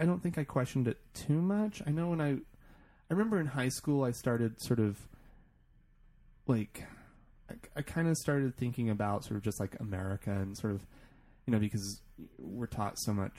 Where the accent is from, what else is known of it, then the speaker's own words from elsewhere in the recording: United States; also born or lived in Italy; being an American living in a foreign country